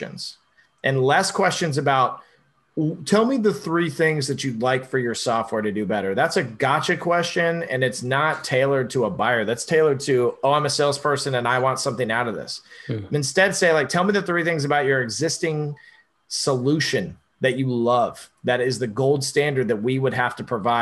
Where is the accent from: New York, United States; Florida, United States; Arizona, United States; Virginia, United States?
Florida, United States; Orlando; Born and raised in Orlando, by the way. So I am a true Floridian